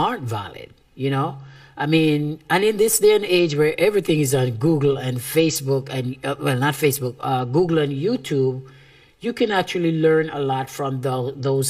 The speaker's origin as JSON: {"language": "English", "country": "Jamaica", "said": "as a Jamaican"}